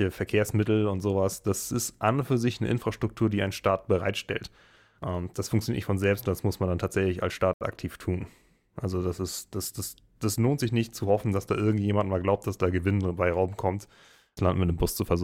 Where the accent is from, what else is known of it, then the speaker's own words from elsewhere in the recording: Schleswig-Holstein, Germany; Also das kennt man als Schleswig-Holsteiner, wenn man hin und wieder äh, die dänischen Bahnen benutzt.